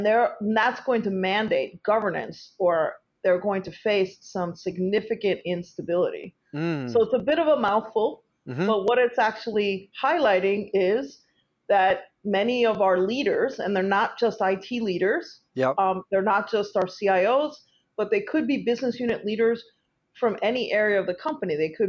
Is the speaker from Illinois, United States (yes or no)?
no; New York, United States; And just for the record, I'm the New Yorker side of the equation